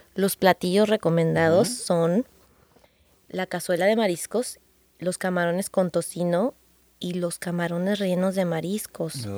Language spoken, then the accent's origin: Spanish; Guadalajara, Jalisco, Mexico; now in Los Angeles, United States; me voy a tener que regresar yo a mi tierra, rancho